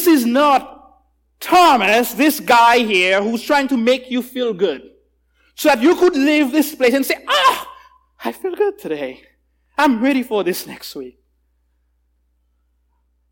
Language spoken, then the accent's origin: English; Haiti; I'm from Haiti